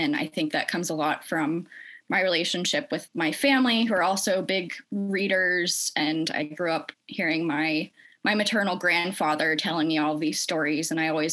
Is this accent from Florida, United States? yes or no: yes; St. Petersburg, Florida, United States; my hometown in St. Petersburg, Florida